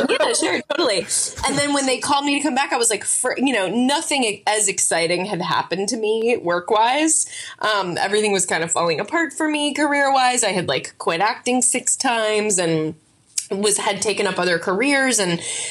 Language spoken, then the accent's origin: English; Yonkers, New York, United States; I was born in New York. My parents were both writers and very like kind of like a blue collar upbringing. We were in Yonkers